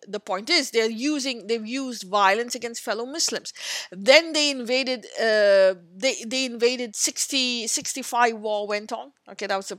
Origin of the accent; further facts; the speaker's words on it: India; as an Indian